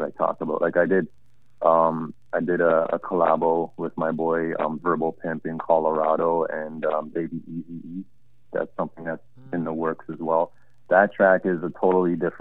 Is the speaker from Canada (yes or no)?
yes; Canada; As a Canadian artist, I think this is pretty much like I'd be the only Canadian artist that's making this move